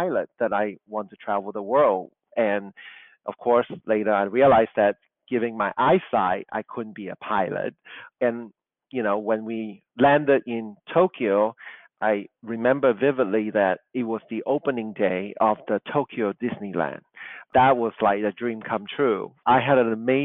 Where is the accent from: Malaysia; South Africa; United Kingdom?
Malaysia; Kuala Lumpur; English is a second language; moved away; also born or lived in Chicago; Growing up in Kuala Lumpur, I was not surrounded by beautiful architecture, classical architecture